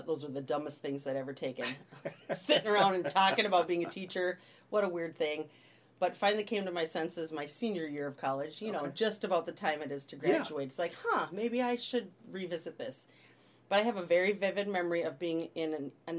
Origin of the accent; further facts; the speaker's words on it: Williston, North Dakota, United States; moved away as an adult; also born or lived in Moorhead, Minnesota; now in Forest Lake, United States; I grew up in western North Dakota. I'm a North Dakota girl at heart.